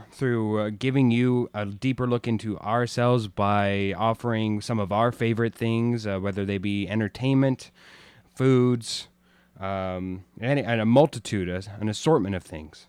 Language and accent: English; Arizona, United States; moved away; also born or lived in New Mexico; raised, uh, in Arizona